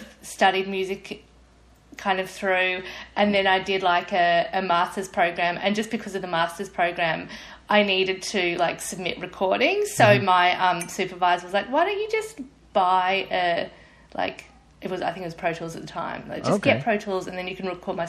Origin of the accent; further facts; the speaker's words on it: Brisbane, Queensland, Australia; moved away; I grew up in Brisbane, in Queensland